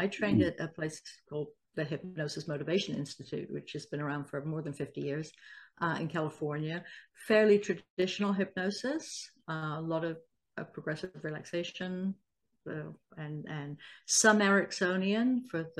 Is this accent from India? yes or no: no; Salisbury, South West England, United Kingdom; now in United States; I am a former doctor. I'm originally from Salisbury, the UK, but I've lived in the States for a long, long time, as you can probably tell from my accent.